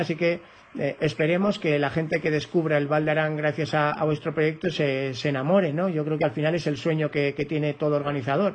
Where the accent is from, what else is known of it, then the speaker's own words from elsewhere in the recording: Spain; como español